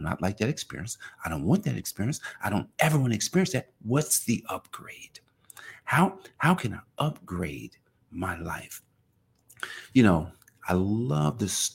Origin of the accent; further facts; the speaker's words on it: Newark, New Jersey, United States; now in Indian Head, United States; I'm from Newark, New Jersey